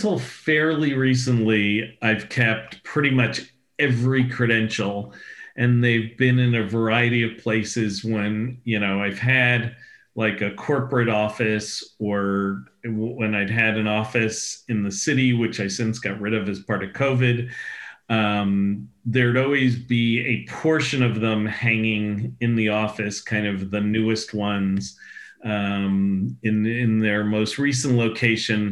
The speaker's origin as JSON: {"language": "English", "town": "New York City", "region": "New York", "country": "United States", "tie": "born or raised there", "said": "Growing up as a New Yorker"}